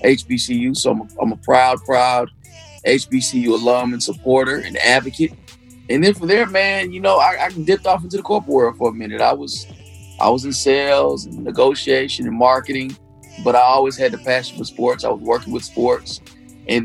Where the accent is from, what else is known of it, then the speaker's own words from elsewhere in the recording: Detroit, Michigan, United States; moved away; also born or lived in Alabama; Born and raised in Detroit. Dad went to Chadsey. My mom's from Alabama, fellow HBCU graduate as well. Right after college, she moved to Detroit, met my dad.